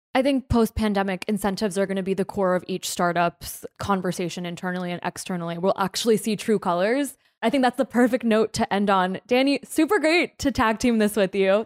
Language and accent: English; New Jersey, United States; my home state